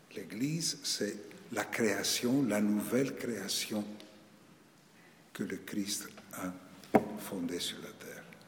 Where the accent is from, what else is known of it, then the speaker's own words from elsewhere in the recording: Greece; moved away as an adult; also born or lived in Paris, France; je suis né en Grèce, c'est-à-dire dans un pays dit orthodoxe.